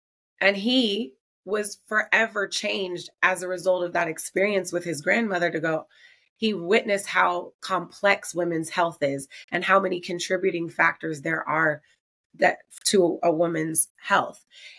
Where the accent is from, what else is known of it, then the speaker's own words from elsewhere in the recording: Oakland, California, United States; my hometown of Oakland